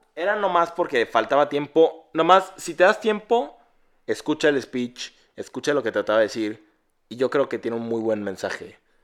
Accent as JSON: {"language": "Spanish", "country": "Mexico", "said": "yo no soy británico, soy un mexicanote"}